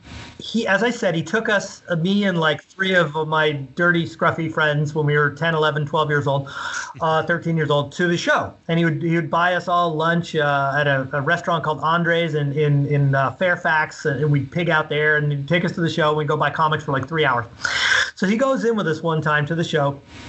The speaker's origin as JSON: {"language": "English", "region": "London", "country": "United Kingdom", "tie": "born there", "said": "You know, as I told you, I was born in London, so my parents have the English accent."}